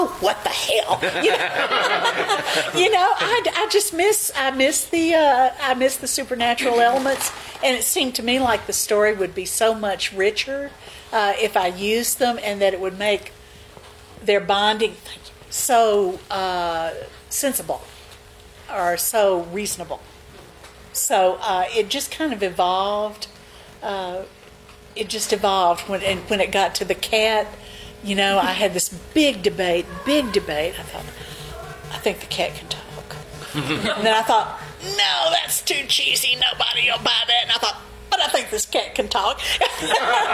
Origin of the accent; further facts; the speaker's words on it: Mississippi Delta, United States; I grew up in the Mississippi Delta